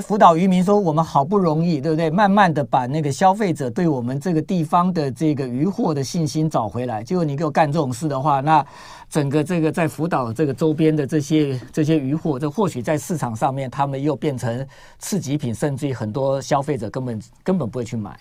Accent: Taiwan; 我们台湾人哦，基本上神经比较大条

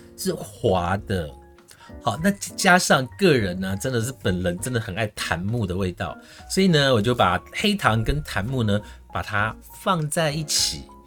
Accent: Su'ao, Yilan County, Taiwan; moved away; 我老家输到的冷泉，那个水真的是冰水

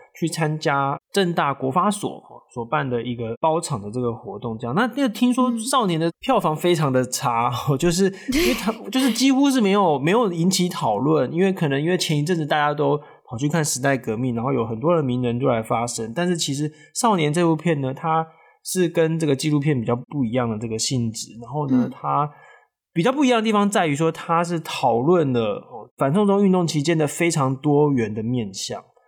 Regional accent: Taiwan; 我们台湾人在中国，不管是做生意的啦，哦，读书的、工作的人其实有很多

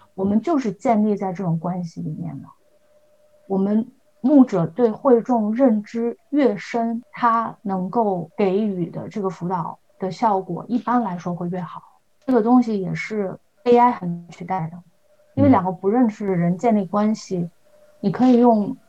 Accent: Shandong, China; moved away as an adult; also born or lived in Ontario; now in Canada; 我是山东人嘛，山东人都很能读书啊，我在我们山东最好的那个省重点

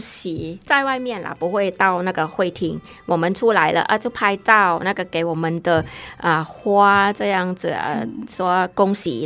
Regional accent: Thailand; Chinese is a second language; now in Taiwan; 像我泰国人来台湾比较大的

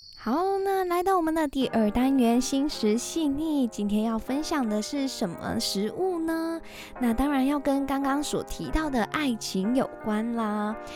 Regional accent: Malaysia; 我是马来西亚人

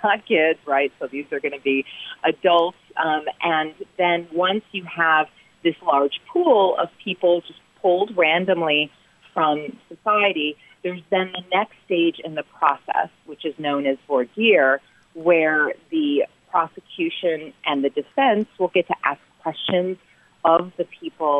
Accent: United States; accent: American; I'm an American, as you can tell from the accent

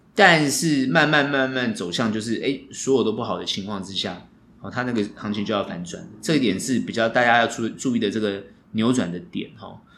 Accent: Taiwan; 我们台湾人

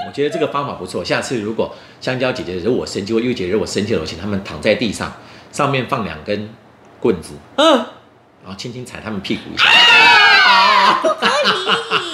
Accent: Taiwan; 我们台湾人常常去大陆玩的时候啊，有时候会故意用台语在讲话

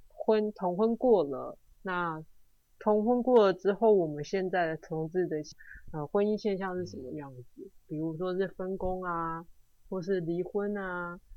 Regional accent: Taiwan; 我们台湾人的文化跟当地人的一些冲击

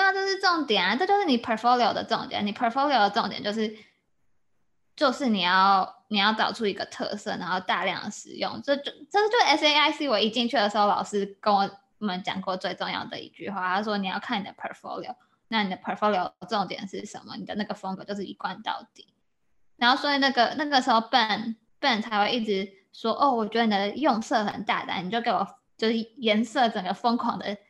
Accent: Taiwan; moved away; 我也是台湾人

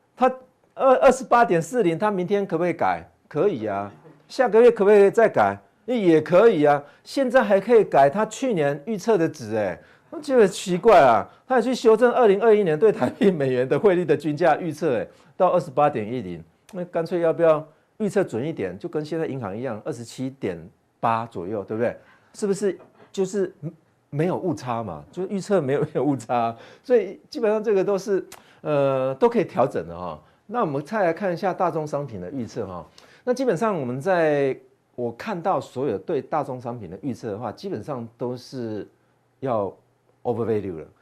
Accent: Taiwan; 我们台湾人

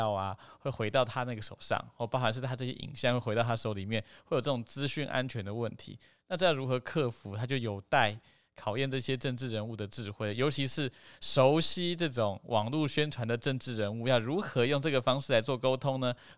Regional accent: Hualien County, Taiwan; 我我花莲人

